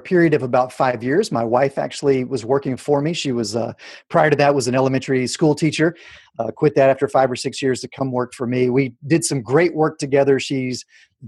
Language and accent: English; Houston, Texas, United States; the Art Institute of Houston, where I'm my hometown